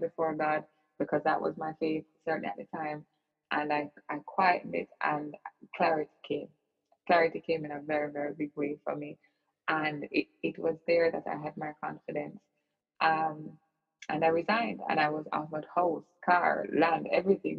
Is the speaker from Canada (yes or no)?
no; Kingston, Jamaica; I grew up in Kingston, Jamaica